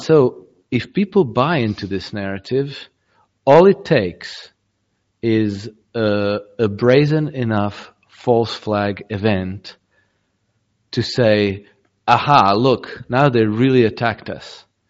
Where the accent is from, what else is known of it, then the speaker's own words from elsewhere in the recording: Croatia; I'm Croatian originally, right? I grew up in Croatia. We had a war of secession in 1991.